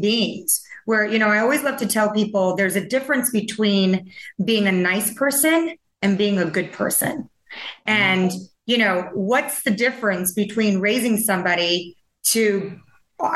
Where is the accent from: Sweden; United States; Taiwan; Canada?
Taiwan; moved away; I grew up in Taiwan